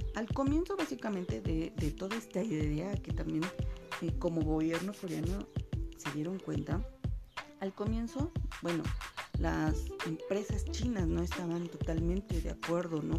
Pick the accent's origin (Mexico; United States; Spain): Mexico; soy mexicana